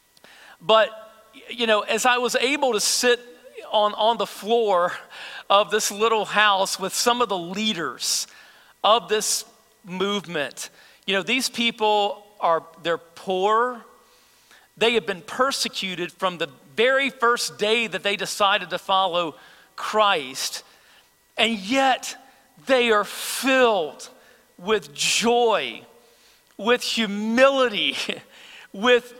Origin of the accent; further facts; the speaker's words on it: United States; as American believers